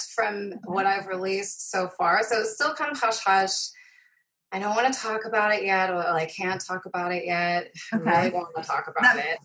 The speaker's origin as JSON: {"language": "English", "area": "Fife", "region": "Scotland", "country": "United Kingdom", "tie": "born or raised there", "also_born_or_lived": "Dunfermline / Inverkeithing / Rosyth", "accent": "Scottish", "moved": "yes", "said": "I grew up in Fife, which is an area just north"}